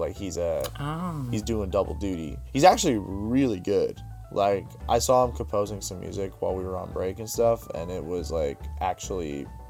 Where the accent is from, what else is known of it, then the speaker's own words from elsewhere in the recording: Pittsburgh, Pennsylvania, United States; Yeah, we're from Pittsburgh